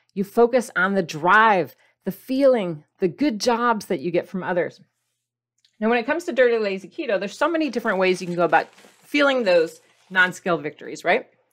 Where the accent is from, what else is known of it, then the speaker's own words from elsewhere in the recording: Midwest, United States; I grew up in the Midwest